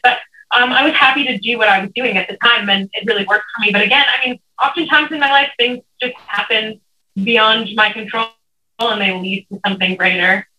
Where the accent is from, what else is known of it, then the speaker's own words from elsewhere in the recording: Los Angeles, California, United States; moved away as an adult; now in Joshua Tree, United States; I grew up in Los Angeles, California, but right now I'm living out in the Joshua Tree Desert